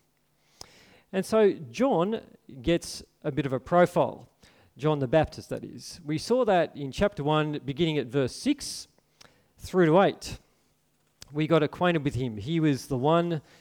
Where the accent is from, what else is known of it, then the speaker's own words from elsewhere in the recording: Port Macquarie, New South Wales, Australia; I grew up in Port Macquarie here